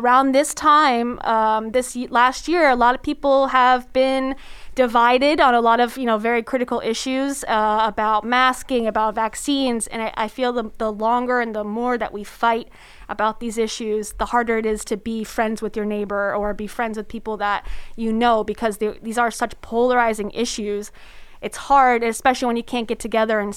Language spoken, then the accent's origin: English; South Florida, United States; now in Orlando, United States; I'm a beach girl. I'm from South Florida, so beach.